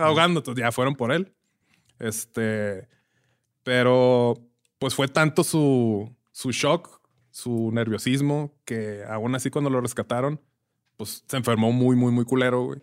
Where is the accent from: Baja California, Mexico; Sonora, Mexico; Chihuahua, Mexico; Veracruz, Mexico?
Chihuahua, Mexico; Ciudad Juárez; somos de Juárez, pero no nacimos en Juárez, nos criamos en Juárez